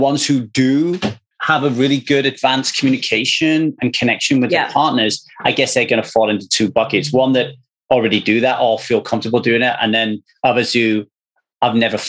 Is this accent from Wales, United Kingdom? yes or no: yes; South Wales, United Kingdom; where I grew up in South Wales